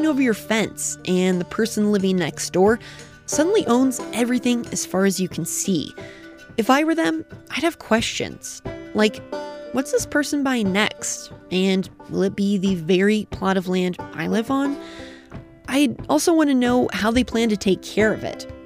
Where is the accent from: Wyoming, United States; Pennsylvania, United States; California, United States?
Wyoming, United States; Casper; I grew up in Casper